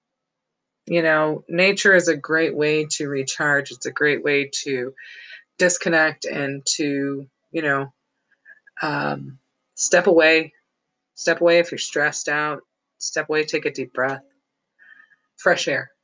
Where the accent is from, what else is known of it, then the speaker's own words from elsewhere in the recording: Hubbard Lake, Michigan, United States; Hubbard Lake, where I grew up